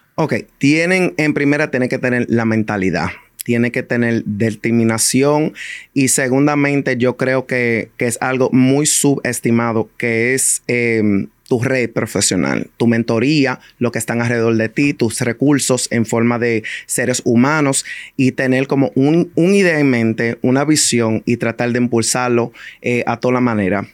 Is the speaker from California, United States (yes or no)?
no; New York City, New York, United States; yo crecí, a mí me criaron en el Bronx